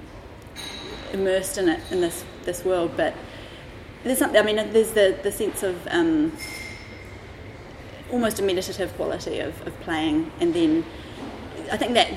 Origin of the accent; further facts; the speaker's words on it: Auckland, New Zealand; moved away as an adult; now in London, United Kingdom; I was born in Auckland, okay, in New Zealand